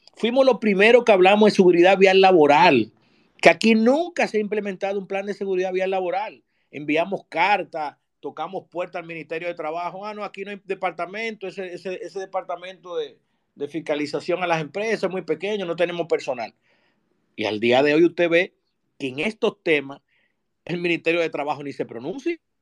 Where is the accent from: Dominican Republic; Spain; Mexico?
Dominican Republic; Los dominicanos